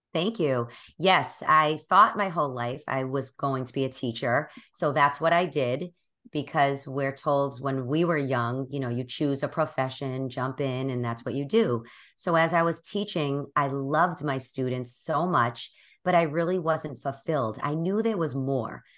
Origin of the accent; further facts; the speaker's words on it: Boston, Massachusetts, United States; I'm from Boston, which you will notice in a few minutes as I start talking. And I have, I've born and raised here my whole life.